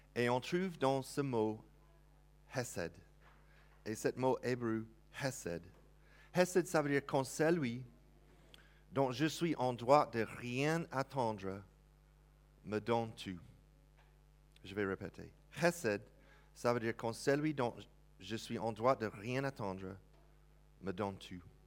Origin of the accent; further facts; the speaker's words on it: United States; accent: American; French is a second language; now in France; si vous entendez l'accent bien, je viens des États-Unis